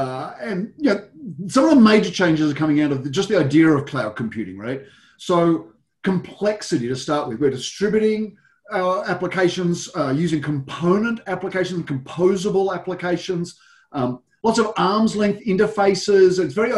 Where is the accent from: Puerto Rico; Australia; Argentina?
Australia; So my background, I'm a global technology executive, as you can tell by my accent. A lot of time in Australia originally